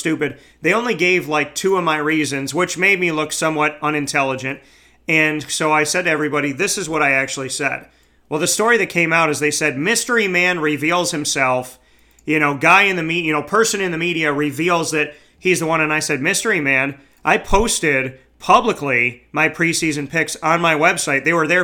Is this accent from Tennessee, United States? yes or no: no; Syracuse, New York, United States; it's my hometown